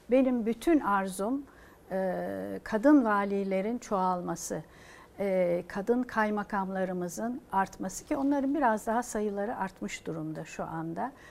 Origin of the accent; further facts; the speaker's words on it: Turkey; Türküz ve çok güzel hasletlerimiz var, faziletliyiz.